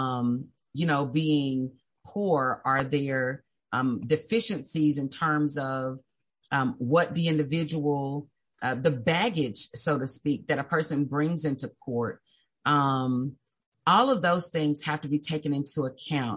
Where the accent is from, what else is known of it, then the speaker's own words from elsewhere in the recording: Little Rock, Arkansas, United States; also born or lived in Brinkley; So I'm from Little Rock. I was raised in Southwest Little Rock.